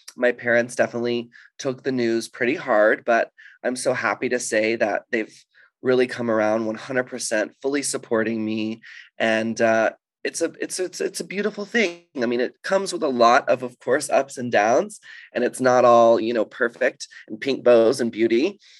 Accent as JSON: {"language": "English", "town": "Dallas", "region": "Texas", "country": "United States", "tie": "born or raised there", "also_born_or_lived": "Los Angeles", "moved": "as an adult", "lives_now": "London, United Kingdom", "said": "I grew up in Texas"}